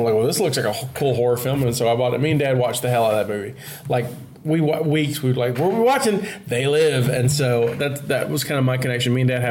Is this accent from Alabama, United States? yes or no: yes; Baldwin County, Alabama, United States; So I'm from Baldwin County, so I'm from the county close enough to Florida.